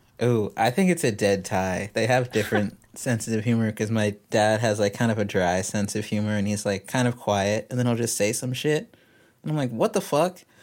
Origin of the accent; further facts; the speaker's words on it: Texas, United States; I'm from Texas, but I, I, like, I don't really feel super Texan, but I also kinda